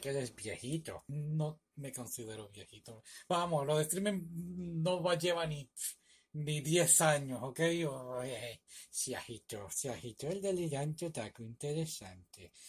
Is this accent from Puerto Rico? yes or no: yes; Puerto Rico; now in United States; yo soy de Puerto Rico